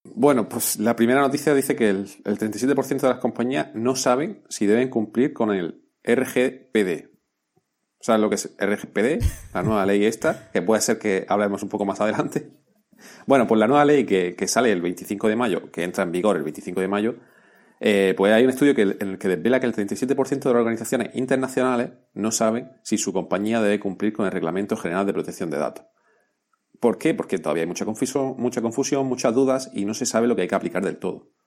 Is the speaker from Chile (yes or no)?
no; Spain; somos españoles